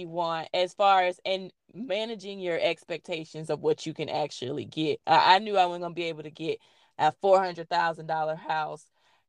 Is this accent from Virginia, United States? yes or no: no; Montgomery, Alabama, United States; Back when I was a kid in Montgomery, was a wraparound porch